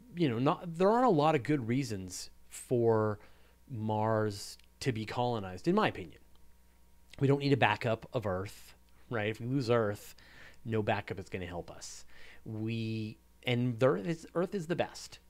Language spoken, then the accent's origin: English; Canada; I'm very proud of what we do here in Canada